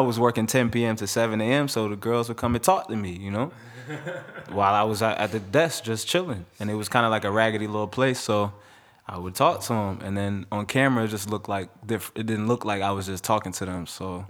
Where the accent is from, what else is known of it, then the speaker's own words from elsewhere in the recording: Jamaica; Yeah, I'm Jamaican, so.